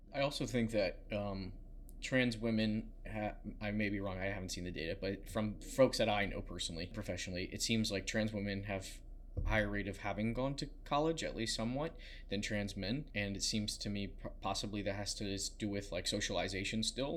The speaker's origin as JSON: {"language": "English", "region": "Southern Maryland", "country": "United States", "tie": "born or raised there", "said": "I grew up in Southern Maryland"}